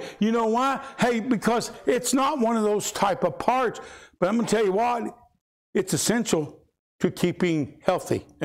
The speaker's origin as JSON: {"language": "English", "town": "Louisville", "region": "Kentucky", "country": "United States", "tie": "born or raised there", "said": "When I was a kid growing up in Louisville, Kentucky, concrete jungle, I went barefoot"}